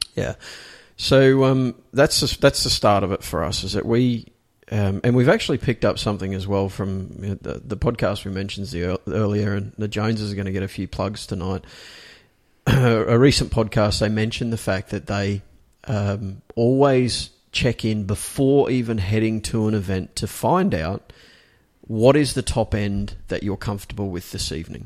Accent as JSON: {"language": "English", "country": "Australia", "accent": "Australian", "said": "I'm an Australian. It, this is my fucking Australian accent"}